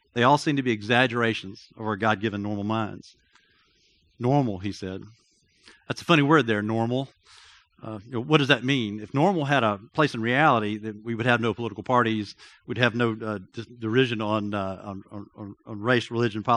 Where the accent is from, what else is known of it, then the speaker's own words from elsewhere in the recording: Athens, Georgia, United States; I grew up in Athens, Georgia.